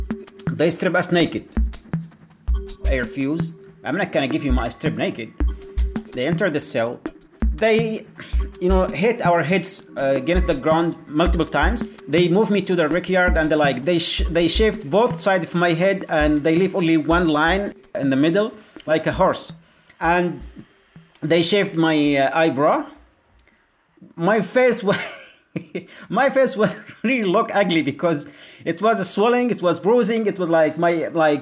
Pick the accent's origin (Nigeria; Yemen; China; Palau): Yemen; moved away; from Yemen